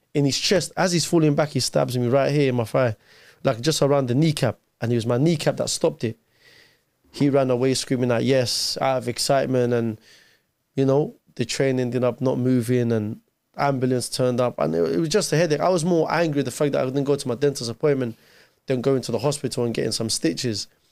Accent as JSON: {"language": "English", "region": "London", "country": "United Kingdom", "tie": "born or raised there", "also_born_or_lived": "Mosul, Iraq", "second_language": "English"}